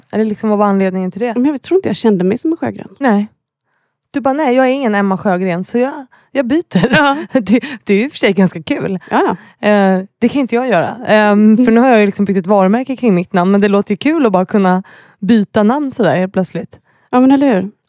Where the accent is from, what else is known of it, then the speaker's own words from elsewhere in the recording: Kalmar, Kalmar County, Sweden; moved away as an adult; also born or lived in Peru / Malmö; now in Öland, Sweden; Jag är uppväxt i Kalmar.